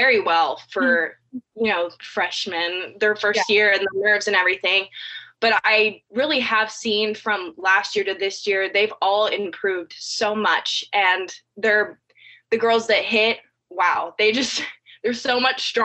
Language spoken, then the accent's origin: English; California, United States; moved away as an adult; now in Georgia, United States; I've been born and raised in California my whole life.